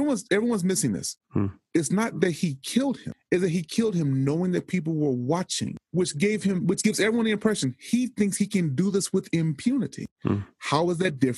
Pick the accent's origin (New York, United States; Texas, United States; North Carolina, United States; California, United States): Texas, United States; I am from Texas, and Texas is a planet to itself